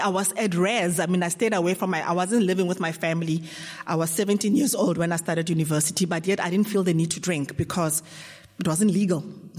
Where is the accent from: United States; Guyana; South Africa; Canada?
South Africa; Johannesburg, Gauteng; I'm an alcoholic from Johannesburg.